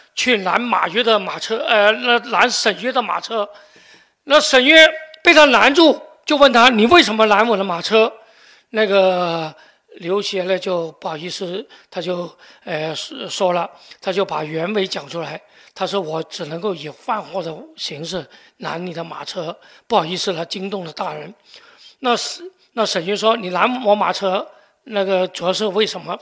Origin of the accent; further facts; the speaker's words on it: Guangzhou, Guangdong, China; 我们广州人